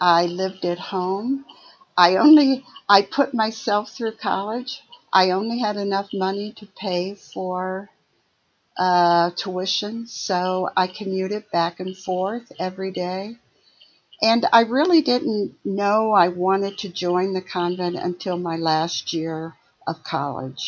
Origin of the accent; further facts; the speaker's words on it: outside of Detroit, Michigan, United States; also born or lived in Ohio; I grew up in Michigan, a small town outside of Detroit